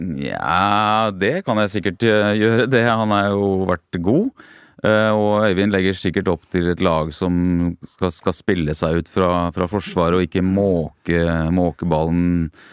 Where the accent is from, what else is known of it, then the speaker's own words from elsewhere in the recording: Norway; oss nordmenn